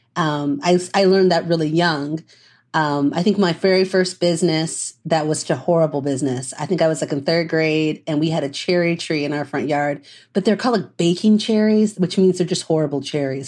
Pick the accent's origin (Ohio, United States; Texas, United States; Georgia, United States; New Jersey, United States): Ohio, United States; Dayton; also born or lived in Delaware, Ohio; now in Chicago, United States; I'm from Southern Ohio originally. Um, like Dayton, Ohio